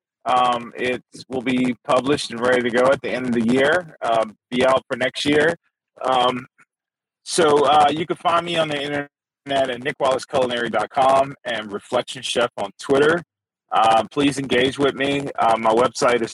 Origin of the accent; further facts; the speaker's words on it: Mississippi, United States; I was from Mississippi